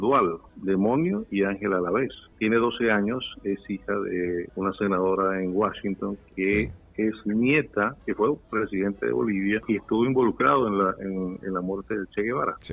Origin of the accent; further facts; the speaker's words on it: Venezuela; now in New York, United States; somos más venezolanos en el exterior